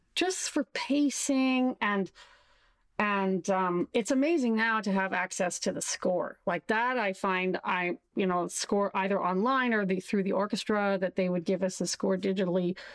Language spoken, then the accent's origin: English; Saskatchewan, Canada; moved away as an adult; also born or lived in Montreal; I did my undergrad in my hometown in Saskatchewan